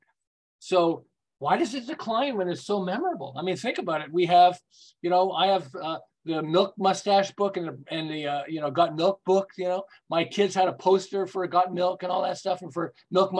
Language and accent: English; Montreal, Quebec, Canada; moved away as an adult; now in Southern California, United States; I'm from Montreal, and then about 35 years ago, we moved to California